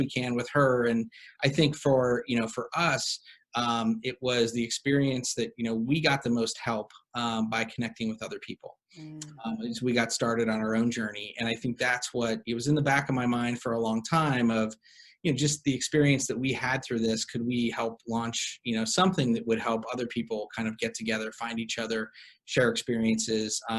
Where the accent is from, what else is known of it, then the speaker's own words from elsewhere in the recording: Cleveland, Ohio, United States; now in Los Angeles, United States; I am originally from Cleveland, Ohio. My wife and I are both, we actually went to high school together